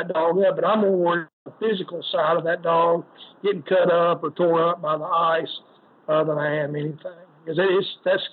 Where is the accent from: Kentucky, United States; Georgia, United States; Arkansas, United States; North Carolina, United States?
Arkansas, United States; I'm from Arkansas